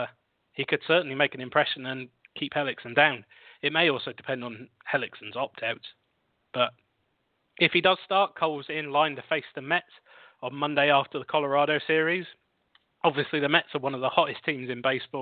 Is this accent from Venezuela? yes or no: no; United Kingdom; accent: British; my lovely British accent